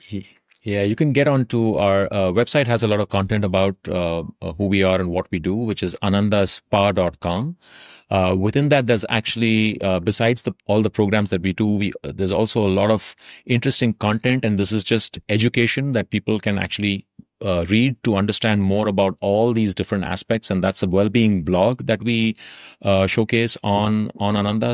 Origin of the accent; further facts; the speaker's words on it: South India, India; also born or lived in Tamil Nadu; now in North India; what we grew up with in South India